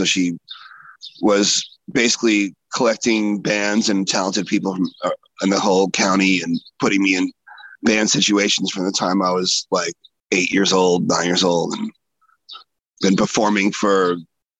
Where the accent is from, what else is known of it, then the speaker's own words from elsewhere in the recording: Nyack, New York, United States; also born or lived in Boston, Massachusetts; I was born in Boston. I was raised in Nyack, New York.